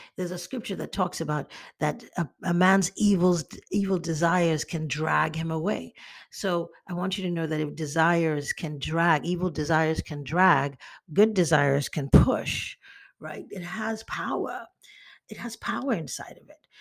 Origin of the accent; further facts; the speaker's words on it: Nigeria; moved away; also born or lived in United States; I'm Nigerian American and I was raised in Nigeria